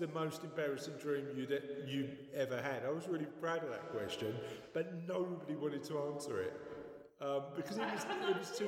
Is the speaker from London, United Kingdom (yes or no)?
yes; London, United Kingdom; I'm from the East End